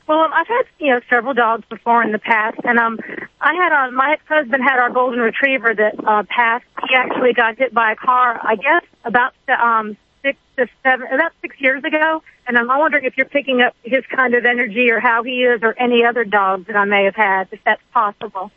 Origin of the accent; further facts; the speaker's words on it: Georgia, United States; now in Virginia, United States; I'm actually calling from Virginia. So I'm a Georgia girl